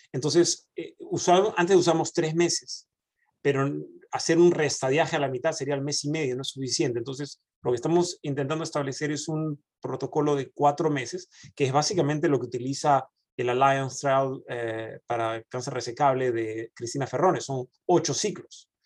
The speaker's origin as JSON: {"language": "Spanish", "country": "Peru", "also_born_or_lived": "Argentina (mother's side)", "moved": "as an adult", "lives_now": "Dallas, United States", "said": "cuando yo vine de Perú"}